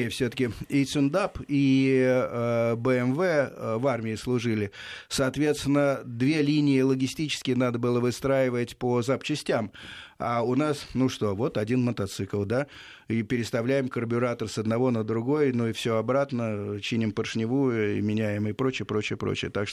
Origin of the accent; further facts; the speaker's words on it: Kirov, Kirov Oblast, Russia; Нет, я из Кирова.